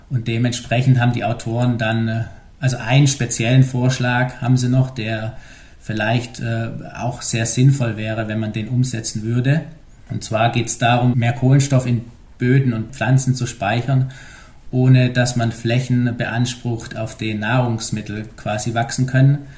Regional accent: Germany; Und da wir uns als Deutsche, sage ich mal, meistens nicht so gut vorstellen können, wie groß Australien ist

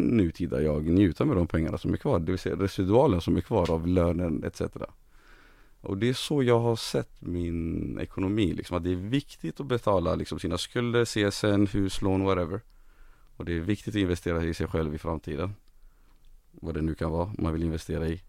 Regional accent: Gothenburg, Västra Götaland, Sweden; also born or lived in refugee camp on the Iraq–Saudi Arabia border; växte jag upp i Angered

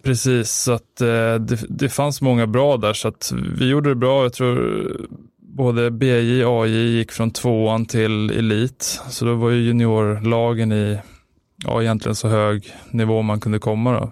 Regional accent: Stockholm, Stockholm County, Sweden; Spånga, född, eller född är jag väl inte, men uppväxt i Spånga

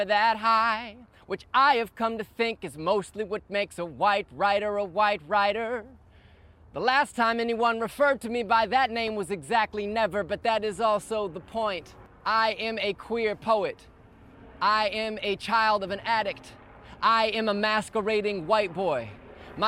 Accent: Midwest, United States; now in Brooklyn, New York, United States; I grew up in the Midwest, and I am based in Brooklyn, New York.

